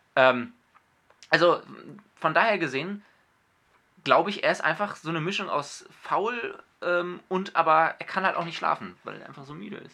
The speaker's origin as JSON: {"language": "German", "region": "Hamburg", "country": "Germany", "said": "ich bin ja Hamburger"}